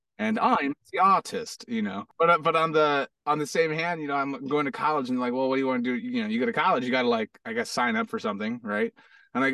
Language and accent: English; Hawaii, United States; also born or lived in Florida / Arizona; now in Los Angeles, United States; I moved to Hawaii. Then I moved to Hawaii. Lived in Hawaii for like 8 years.